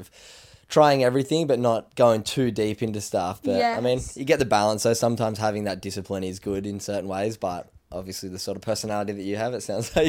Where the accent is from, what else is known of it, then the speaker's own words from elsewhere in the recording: New South Wales, Australia; so we live on the, I grew up on the Northern Beaches too, just around the corner from where Till lives, and Freshwater High School is like your last 2 years of high school